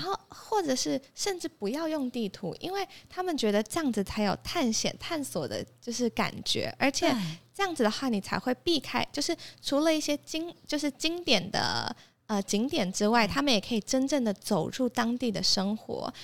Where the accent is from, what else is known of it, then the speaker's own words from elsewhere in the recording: Taipei, Taiwan; moved away as an adult; also born or lived in Abu Dhabi, United Arab Emirates; 我从小到大都是在台北长大